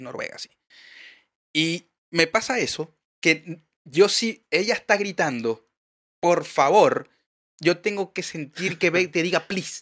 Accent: Maracaibo, Zulia, Venezuela; now in Chile; Yo soy de Maracaibo

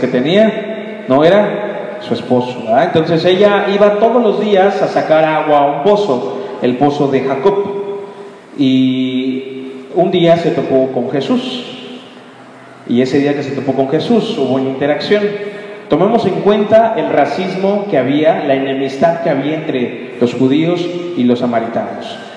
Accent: Mexico

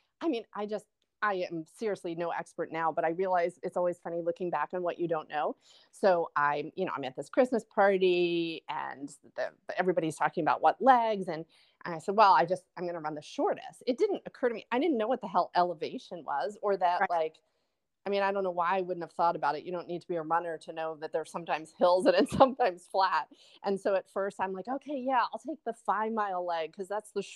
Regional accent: Philadelphia, Pennsylvania, United States; moved away; also born or lived in New Jersey; I'm from Philadelphia

